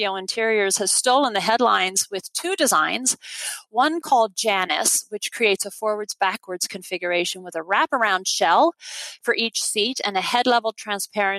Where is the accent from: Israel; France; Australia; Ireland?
Ireland; now in United States; my home country